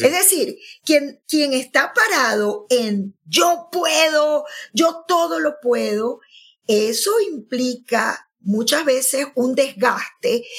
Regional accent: Maracaibo, Zulia, Venezuela; now in Bergamo, Italy; yo me voy a, a mi Maracaibo, a, la tierra. Aunque, aunque también ahora digo Bérgamo, ¿no? En Italia, donde, donde estoy viviendo.

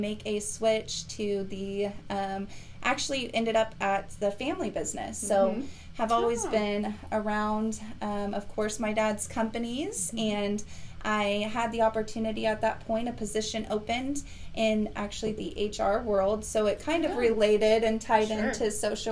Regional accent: Conway Springs, Kansas, United States; now in Wichita, United States; I was born in Conway Springs, Kansas. I was raised there my entire life, kind of in a farm-type community, small rural area.

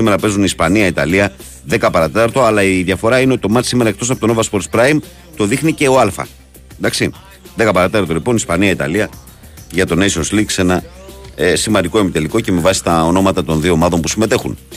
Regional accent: Greece; born there; αλλά είμαστε τυχεροί που γεννηθήκαμε στην Ελλάδα.

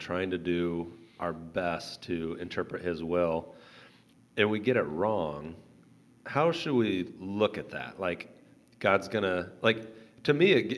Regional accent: Indiana, United States; I'm from Indiana.

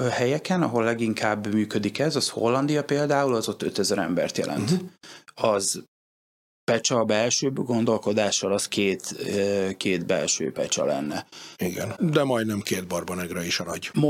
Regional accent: Hungary; ráadásul ugye magyarként voltam idegenül

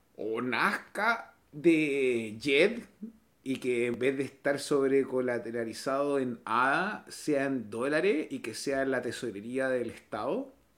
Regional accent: Chile; en mi país son las fiestas patrias

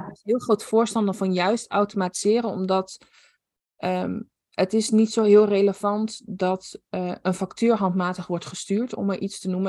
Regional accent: Netherlands; Ik kom inderdaad uit Nederland

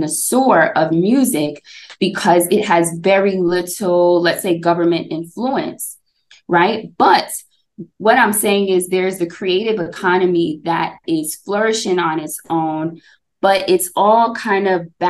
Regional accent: Jamaica; now in Ghana; as someone who lives in Ghana, and I'm Jamaican, of course

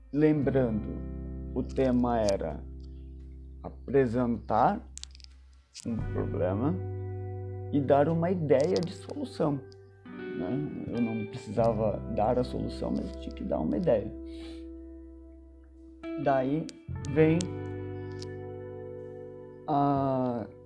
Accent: Rio de Janeiro, Brazil; now in São Paulo, Brazil; nasci no Rio de Janeiro, porém sou morador do Parque Santo Antônio. Ou seja, saí de Santa Teresa, zona sul do Rio, para a região do Capão Redondo, zona sul de São Paulo.

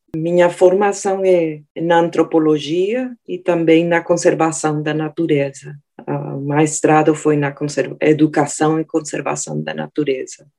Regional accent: Colombia; moved away; eu nasci na Colômbia, perto do Rio Magdalena

